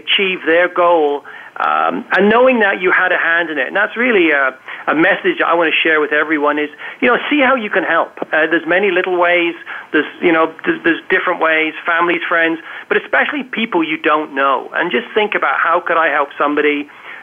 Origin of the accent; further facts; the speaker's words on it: England, United Kingdom; now in Canada; I was born in England, live in Canada